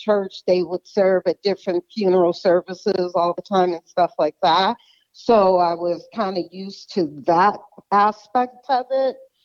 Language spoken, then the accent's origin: English; Detroit, Michigan, United States; moved away as an adult; now in Phoenix, United States; I'm from Detroit, Michigan, but I've been in Arizona or the Phoenix, Arizona area for about, 27 years